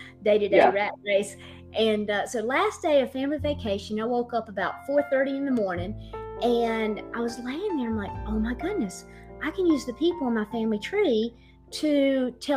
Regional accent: the South, United States; I am not just not from Boston, I'm from the South

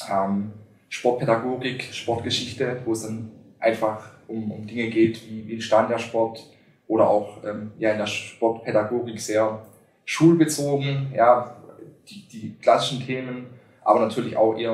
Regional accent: Schwäbisch Gmünd, Baden-Württemberg, Germany; der in, in meiner Heimatstadt Schwäbisch Gmünd sehr bekannt ist

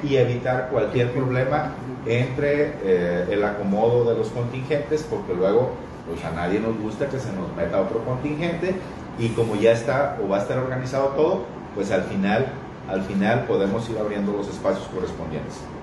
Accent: Mexico; como mexicanos

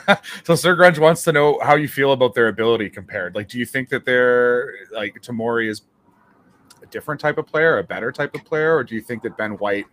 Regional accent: Canada; I'm Canadian and I hold on to these things very dear.

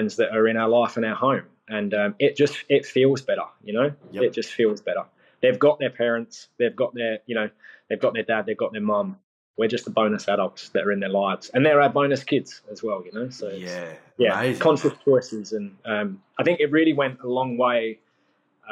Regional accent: England, United Kingdom; I am English though

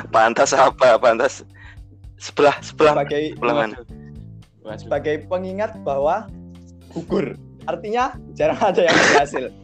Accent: Java, Indonesia; born there; khususnya karena kita lahir di Jawa ya

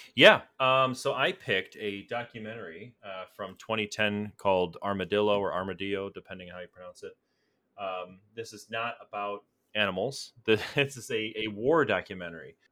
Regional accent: United States; as an American

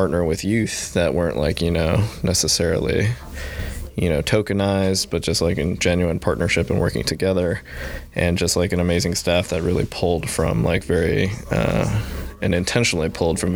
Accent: Illinois, United States; moved away as an adult; also born or lived in Seattle / San Diego; now in Boston, United States; I grew up in Illinois.

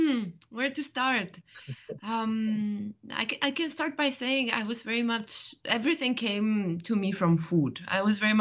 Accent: Romania; moved away; also born or lived in Switzerland; I actually come from Romania.

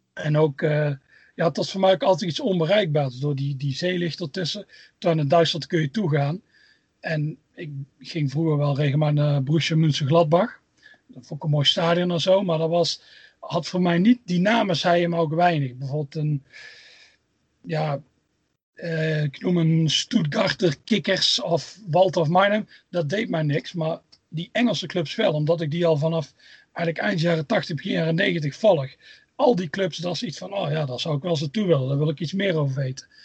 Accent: Tilburg, North Brabant, Netherlands; moved away as an adult; now in Scotland; Ik kom uit Tilburg. Waarschijnlijk hoor je het al een beetje aan het accent.

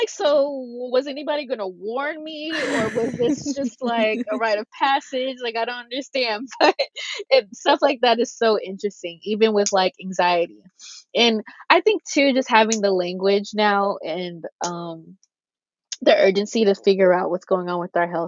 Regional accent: the South, United States; I think one thing too, at least for me, growing up in the South, missionary Black Baptist, Black church, like all of that.

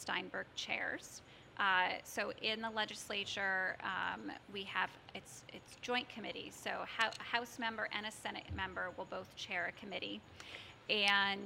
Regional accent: Norfolk, Connecticut, United States; also born or lived in Syracuse, New York; now in West Hartford, United States; growing up in Norfolk, we had a regional school district.

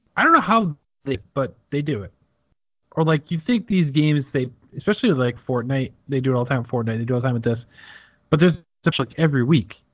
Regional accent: United States; we're American

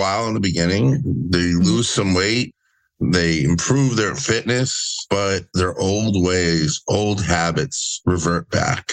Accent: New Jersey, United States; I'm from New Jersey

